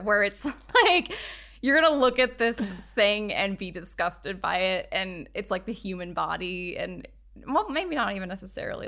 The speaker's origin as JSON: {"language": "English", "country": "United States", "said": "that's where we're from"}